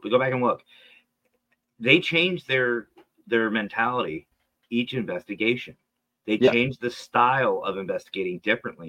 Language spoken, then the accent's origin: English; Pennsylvania, United States; I'm from Pennsylvania, dead center of the state